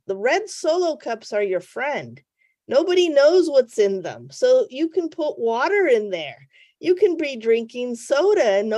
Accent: New England, United States; I'm from New England

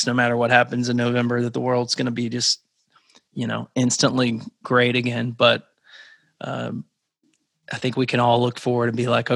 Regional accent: Arkansas, United States; moved away as an adult; also born or lived in Alabama; I grew up in Arkansas, and then I went to school in Alabama. So, and then I moved up here in 2009.

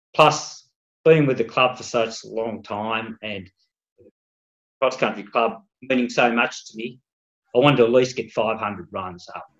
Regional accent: Tasmania, Australia; also born or lived in Melbourne, Victoria; We're originally from Tassie

